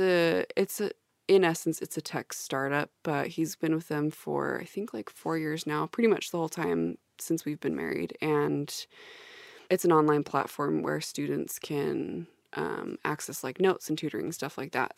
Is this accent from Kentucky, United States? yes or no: no; Salt Lake City, Utah, United States; moved away as an adult; also born or lived in Austin; I'm just like Corinne from Salt Lake City. We grew up in the same household